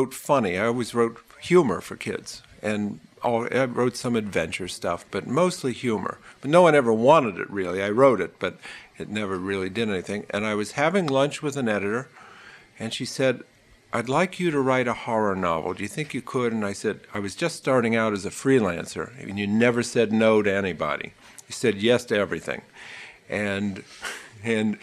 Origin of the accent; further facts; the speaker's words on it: Ohio, United States; moved away as an adult; now in New York, United States; I grew up in Ohio